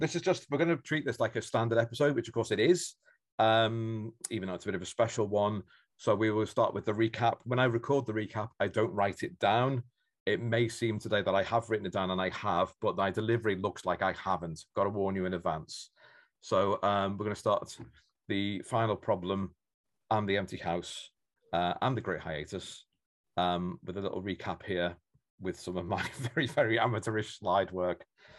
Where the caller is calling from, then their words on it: Norwich, East of England, United Kingdom; I'm calling from Norwich in Norfolk